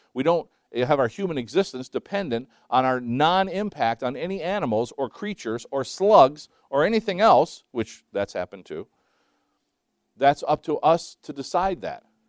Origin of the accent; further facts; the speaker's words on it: Scotland, United Kingdom; I'm Scottish